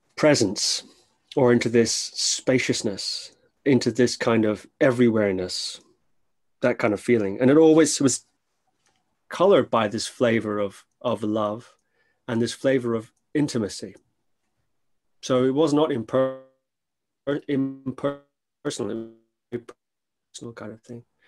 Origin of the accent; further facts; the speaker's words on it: Shetland Islands, Scotland, United Kingdom; I grew up on the Shetland Islands, which is a little island north of Scotland